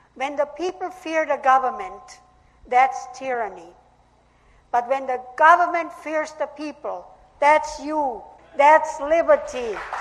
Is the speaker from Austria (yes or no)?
yes; Austria; moved away; I was born in Austria, and I lived there seven years under Hitler's brutal regime. And after World War Two, three years under Soviet communist occupation.